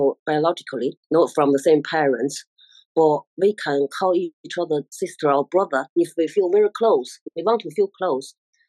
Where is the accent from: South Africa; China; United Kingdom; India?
China; Beijing; moved away; I'm from Beijing, Chinese. Yeah, China, capital of China. Yeah, Beijing.